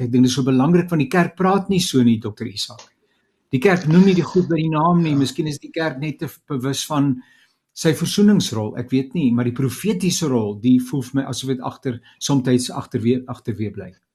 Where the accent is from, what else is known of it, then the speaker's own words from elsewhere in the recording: South Africa; ons as Suid-Afrikaners